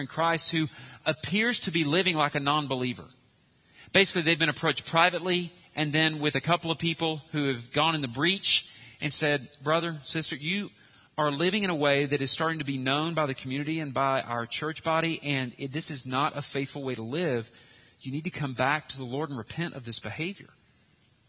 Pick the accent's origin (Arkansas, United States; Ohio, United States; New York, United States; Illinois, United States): Arkansas, United States; we're American, Arkansan